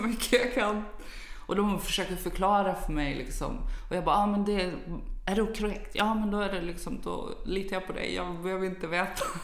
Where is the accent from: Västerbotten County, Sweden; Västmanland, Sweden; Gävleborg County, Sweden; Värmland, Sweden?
Västerbotten County, Sweden; Umeå; moved away; jag kommer ju från Umeå ursprungligen